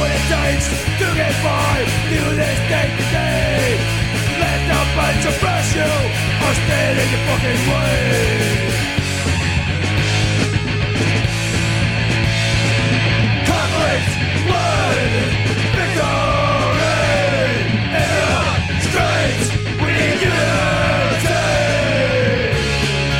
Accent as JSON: {"language": "English", "town": "Windsor", "region": "Ontario", "country": "Canada", "tie": "born or raised there", "said": "my hometown of Windsor, Ontario"}